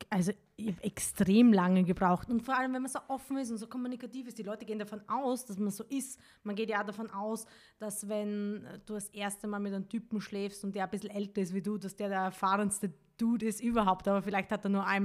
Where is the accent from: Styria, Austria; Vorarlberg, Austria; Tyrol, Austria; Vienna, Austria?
Styria, Austria; ich bin aus der Steiermark